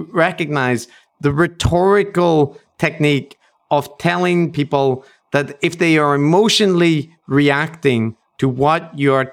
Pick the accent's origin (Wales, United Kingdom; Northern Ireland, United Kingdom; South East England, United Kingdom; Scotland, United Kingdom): Northern Ireland, United Kingdom; as white people from Northern Ireland